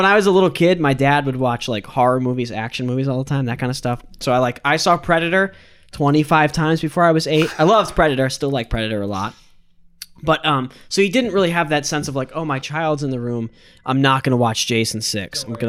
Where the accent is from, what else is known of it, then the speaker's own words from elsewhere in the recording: Canada; Well, I'm Canadian, but that's why I would have.